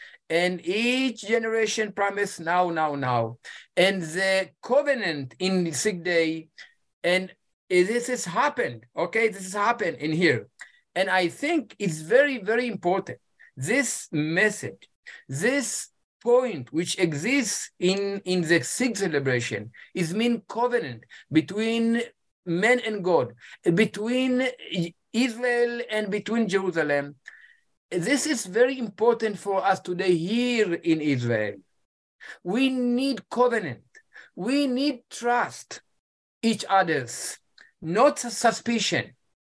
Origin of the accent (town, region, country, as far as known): Ethiopia; English is a second language